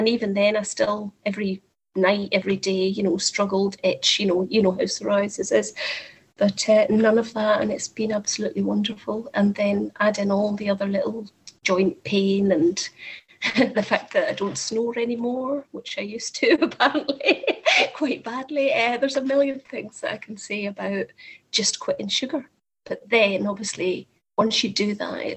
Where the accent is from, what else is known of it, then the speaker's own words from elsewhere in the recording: Scotland, United Kingdom; now in Whittlesey, United Kingdom; I am in Whittlesea in the Fenlands, which does not correlate with my accent. I understand I am obviously originally Scottish, but that's where I happen to be living at the moment.